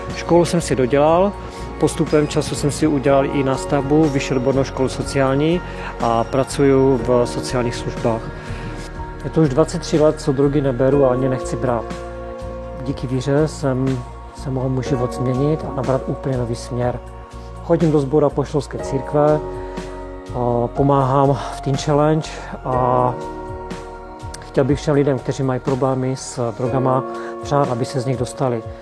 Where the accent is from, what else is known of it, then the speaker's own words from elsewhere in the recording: Český Těšín, Moravian-Silesian Region, Czechia; jsem z Českého Těšina